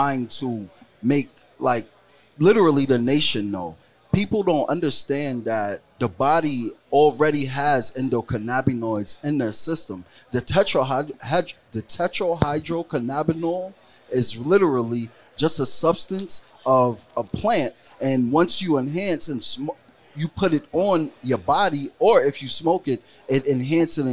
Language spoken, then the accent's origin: English; New York City, New York, United States; also born or lived in Florida; I'm not from Florida. I'm from New York City. I moved to Florida, right, then moved back to New York City